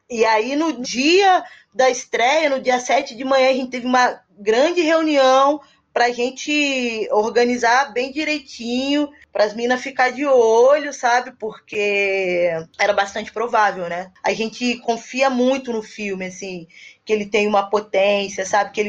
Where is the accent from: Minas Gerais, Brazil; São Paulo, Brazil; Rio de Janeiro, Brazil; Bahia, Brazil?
Rio de Janeiro, Brazil; Niterói; Também sou de Niterói